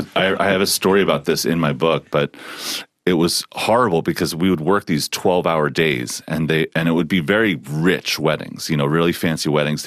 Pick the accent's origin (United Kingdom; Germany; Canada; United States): United States; Philadelphia, Pennsylvania; part of my upbringing is this, part of growing up in Philly